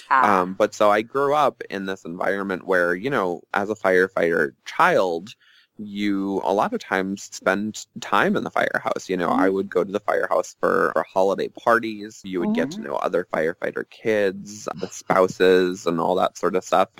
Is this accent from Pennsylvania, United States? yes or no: no; Long Island, New York, United States; I grew up on Long Island in a firefighter family